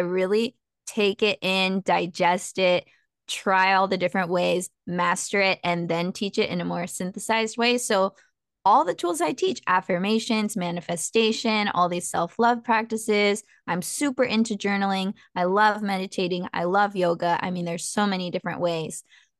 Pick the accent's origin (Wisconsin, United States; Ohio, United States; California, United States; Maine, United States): California, United States; San Diego; also born or lived in San Marcos, California / Mexico (family ancestry); I'm from San Diego, so Southern California.